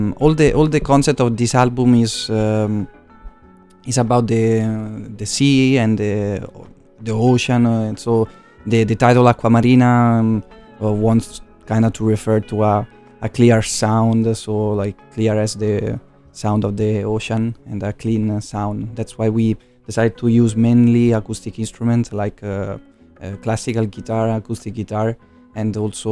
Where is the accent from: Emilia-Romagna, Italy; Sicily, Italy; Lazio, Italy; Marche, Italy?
Marche, Italy; English is a second language; moved away; also born or lived in Boston, Massachusetts, United States; I'm from Marche, so east and west coast of Italy.